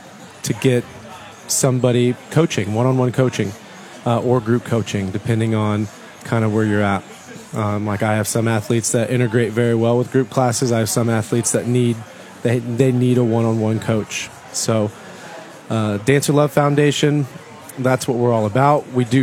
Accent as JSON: {"language": "English", "region": "Midwest", "country": "United States", "said": "I was from the Midwest"}